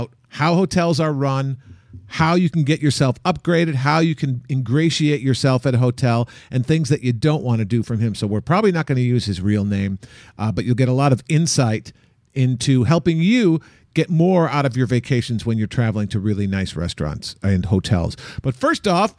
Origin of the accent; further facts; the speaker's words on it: Chicago, Illinois, United States; now in Los Angeles, United States; I'm from Chicago, and I've been living in Los Angeles a long time